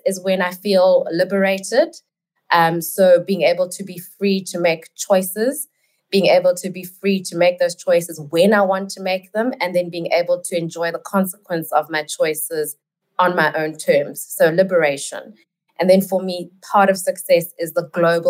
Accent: South Africa; I am in South Africa, and I am South African

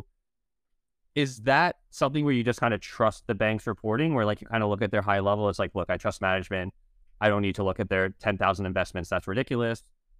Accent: United States; I'm an American citizen.

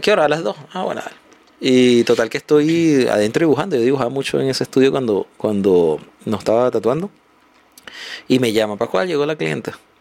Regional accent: Venezuela; moved away as an adult; now in Chile; porque soy venezolano, yo entré aquí hace siete años

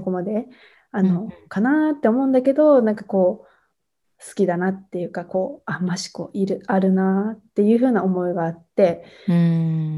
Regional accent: near a town in Tochigi, Japan; この町にすごく興味を持ったのは、まあ、自分の実家からすごく近い

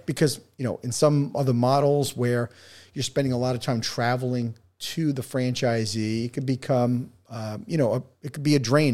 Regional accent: New York City, New York, United States; I'm from New York

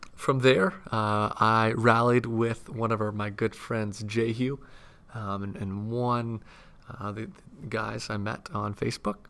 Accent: Southeast, United States; growing up in the Southeast, Uh, we never really had, uh, great skiing weather

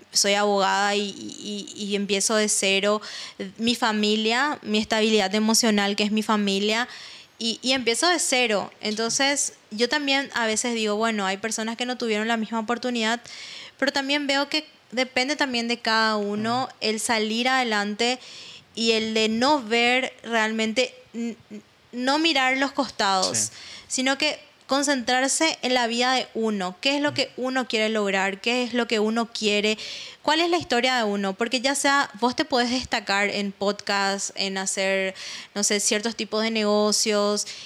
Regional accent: Paraguay; moved away as an adult; now in Israel; soy latina, soy paraguaya y vivo en eso

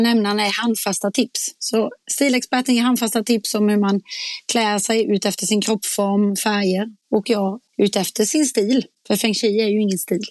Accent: Småland, Sweden; accent: småländska; min småländska

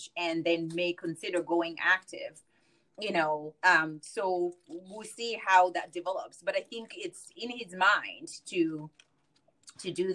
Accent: United States; I'm as American as any American

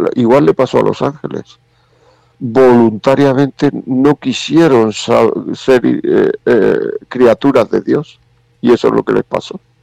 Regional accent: Granada, Andalusia, Spain; yo soy de Granada

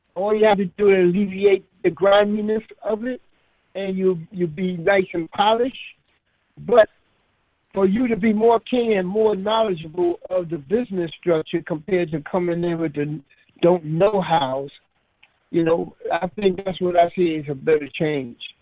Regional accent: New York City, New York, United States; also born or lived in Antigua; I came up here at the age of five, and I was raised under my grandparents up in Harlem

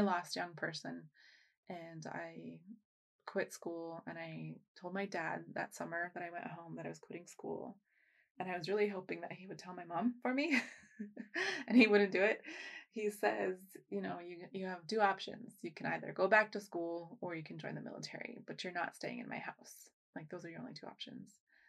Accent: United States; born there; I was born in the States, so I'm okay to be here.

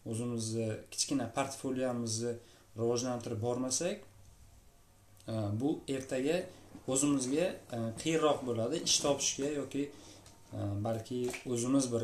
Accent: Bukhara Region, Uzbekistan; moved away as an adult; also born or lived in Tashkent, Uzbekistan; now in Latvia; chet elga o'qishga kelishimgacha bo'lgan vaqt davomida deyarli toshkentda e, buxorodan kelib

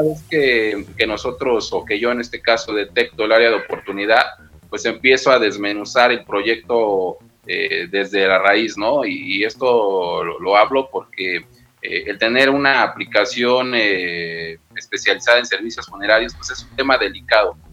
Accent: Mexico City, Mexico; yo soy de aquí de Ciudad de México

